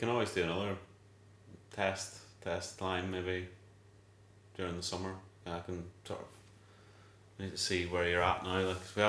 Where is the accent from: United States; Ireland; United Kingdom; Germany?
Ireland; Donegal, Ulster; I am from Donegal, so the sort of rallying is in my blood, really.